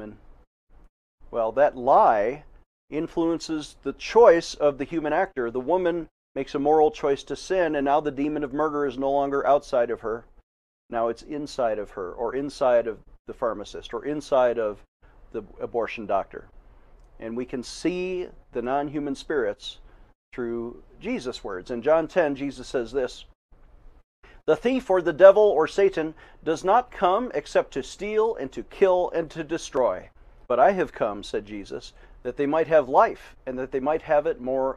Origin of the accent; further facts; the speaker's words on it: Buffalo, New York, United States; moved away as an adult; now in Colorado, United States; I was born and raised in Buffalo, New York